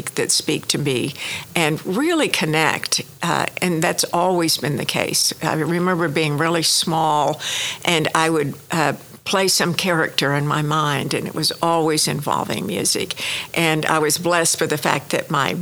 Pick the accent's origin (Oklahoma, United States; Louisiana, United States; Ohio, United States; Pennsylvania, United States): Oklahoma, United States; Laverne; born or raised there; now in Oklahoma City, United States